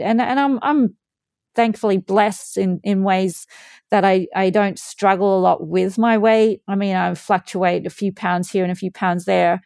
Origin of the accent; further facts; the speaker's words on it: Australia; moved away; also born or lived in Louth, England; I grew up swimming in Australia